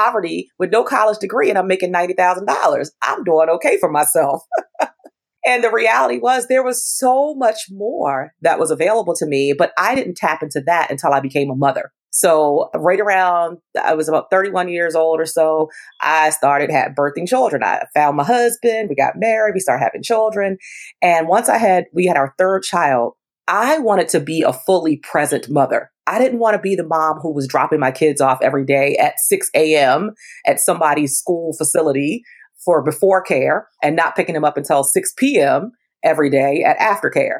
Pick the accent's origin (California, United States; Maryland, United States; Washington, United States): Maryland, United States; Baltimore; I was born and raised in Baltimore, Maryland